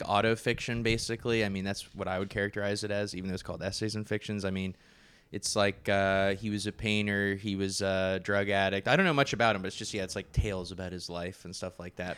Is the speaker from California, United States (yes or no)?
yes; Napa, California, United States; I'm from Napa, California